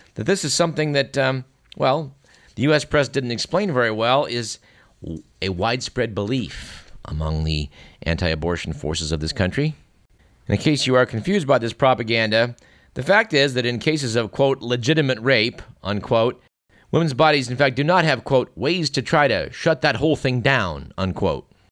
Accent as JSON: {"language": "English", "town": "Fremont", "region": "California", "country": "United States", "tie": "born or raised there"}